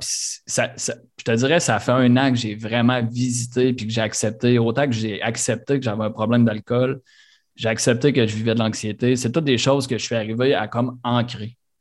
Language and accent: French; Quebec City, Quebec, Canada; also born or lived in Sainte-Brigitte-de-Laval; On a grandi euh, deux, trois rues, une à côté de l'autre, sur le plateau à Charlebourg